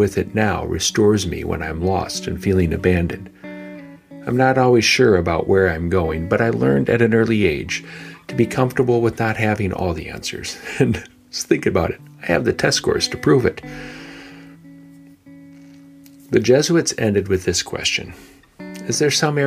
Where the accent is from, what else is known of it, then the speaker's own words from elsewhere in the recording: Painesville, Ohio, United States; my hometown, Painesville, Ohio